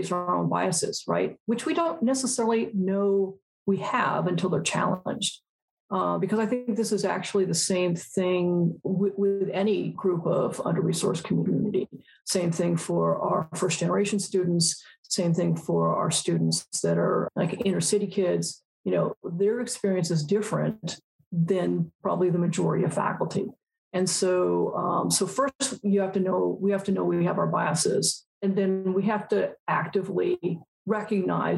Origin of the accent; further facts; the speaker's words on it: Altadena, California, United States; I grew up in Altadena, California